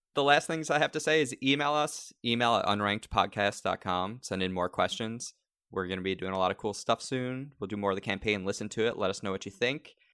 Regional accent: New York, United States; also born or lived in Long Island; now in Los Angeles, United States

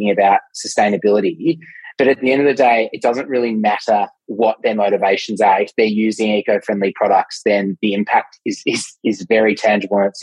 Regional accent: Melbourne, Victoria, Australia; I'm from Melbourne

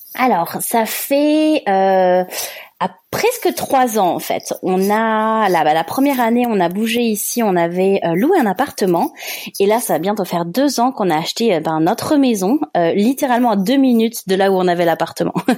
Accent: France; accent: French; moved away as an adult; mon petit accent français

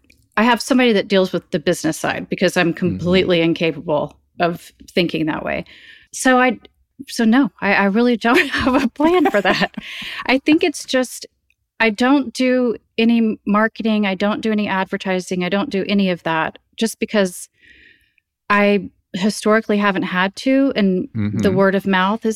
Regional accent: Nashville, Tennessee, United States; I mean, I grew up in Nashville in a more bohemian family where we were definitely not a traditional Southern family at all.

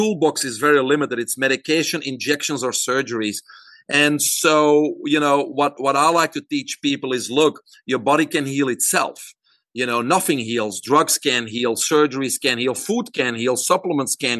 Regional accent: Belgium; moved away as an adult; now in United States; I'm originally from Belgium. I grew up there, single mom and a brother, and went to university there

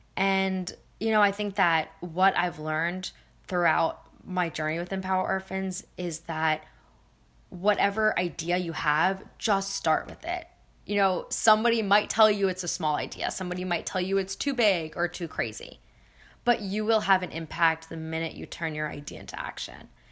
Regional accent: Philadelphia, Pennsylvania, United States; also born or lived in New Zealand / India; I was born in New Zealand. Um, I grew up in Philadelphia, and my parents are originally from India. So, but I've been here since I was about uh, four.

